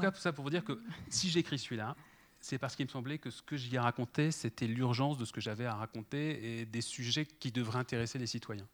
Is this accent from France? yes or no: yes; France; also born or lived in Paris; chez nous en France